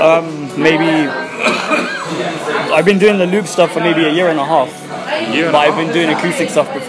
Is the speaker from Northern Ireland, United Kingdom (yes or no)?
no; Swansea, Wales, United Kingdom; I'm from Swansea.